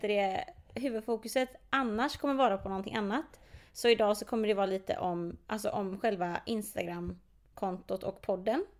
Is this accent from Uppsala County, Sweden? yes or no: no; Partille, Västra Götaland, Sweden; jag är från Partille, eh, Jonsered specifikt